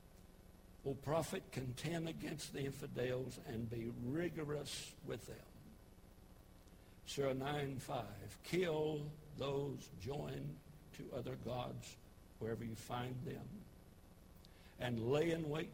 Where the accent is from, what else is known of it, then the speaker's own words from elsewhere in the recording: United States; I'm an American. I'm thankful that I'm American through and through